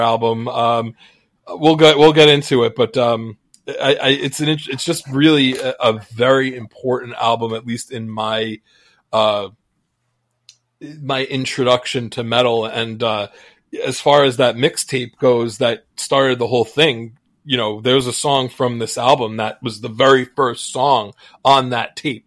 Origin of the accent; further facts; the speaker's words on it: United States; as an American fan